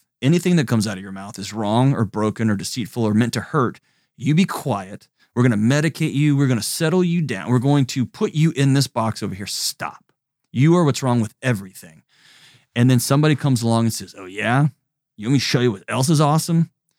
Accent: Texas, United States; now in Tennessee, United States; I'm Texan.

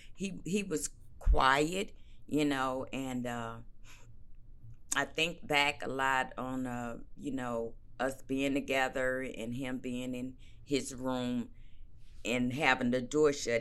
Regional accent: St. Louis, Missouri, United States; moved away; born and raised in Saint Louis, Missouri. Not East Saint Louis

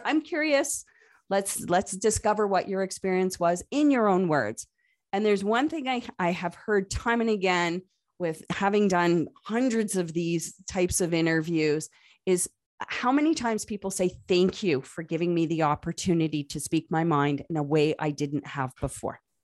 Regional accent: Canada; accent: Canadian; Yes, I am Canadian. You probably heard it in my accent a couple of times

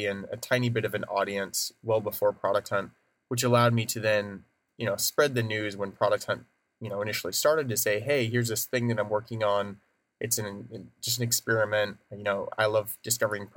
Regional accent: Oregon, United States; moved away as an adult; also born or lived in Portland; now in San Francisco, United States; I grew up in Oregon

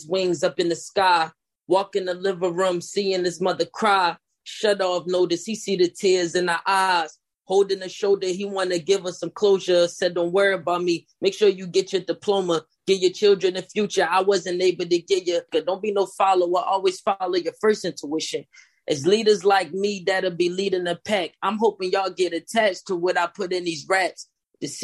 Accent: Philadelphia, Pennsylvania, United States; I'm originally from South Philadelphia. I was born and raised there.

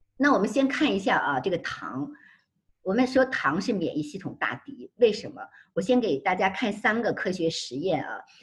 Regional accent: Beijing, China; now in United States; 我们北京人

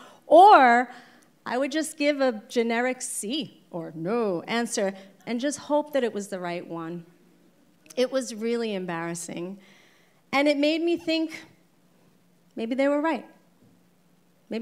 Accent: New York City, New York, United States; accent: Brooklyn; also born or lived in Long Island; I was born in Brooklyn, New York, and both of my parents were born in Puerto Rico

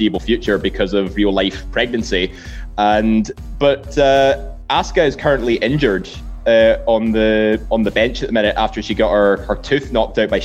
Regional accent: Scotland, United Kingdom; being Scottish

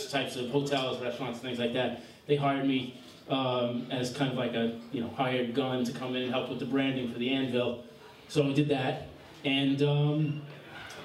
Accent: Long Island, New York, United States; where I grew up in Long Island is a lot further away from here

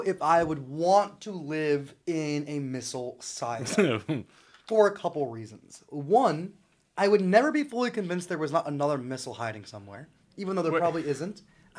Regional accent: East Coast, United States; I grew up on the East Coast.

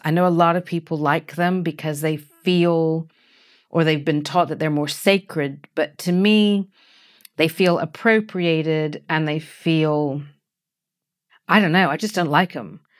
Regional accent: United States; now in United Kingdom; although I'm American by birth, I have lived in the U K much longer than I ever lived in America

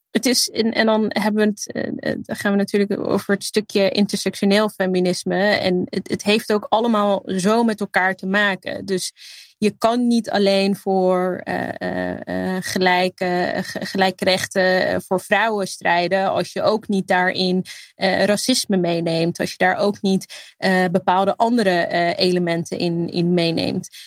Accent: Netherlands; mijn roots liggen in Libië. Eh, en hier opgroeien

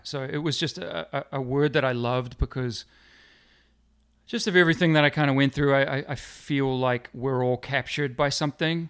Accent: New Zealand; moved away; also born or lived in Middlesbrough, North East England; growing up in New Zealand will always be a, a strong connection to, to New Zealand

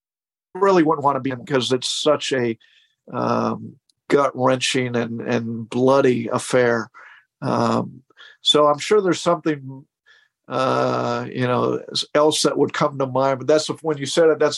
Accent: Columbus, Ohio, United States; I grew up in Columbus, Ohio, and … played in St. John Arena, which was Ohio State's basketball arena at the time.

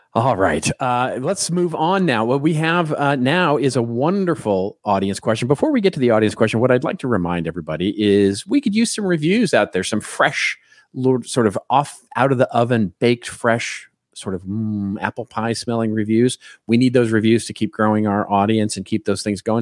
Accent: Dallas, Texas, United States; moved away; I'm from Dallas originally

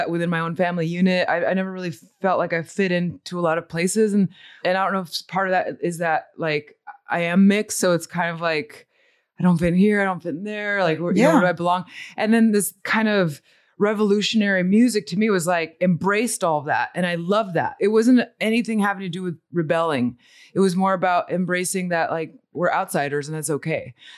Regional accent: Montemorelos, Nuevo León, Mexico; born there; So I was born in Mexico. I was born in a little pueblito que se llama Montemorelos.

